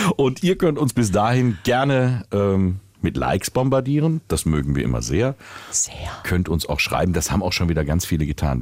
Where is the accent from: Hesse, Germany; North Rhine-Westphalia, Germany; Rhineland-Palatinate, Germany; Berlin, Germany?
Hesse, Germany; Willingen; ich bin ja in Willingen groß geworden. Äh, mhm. Schön im Sauerland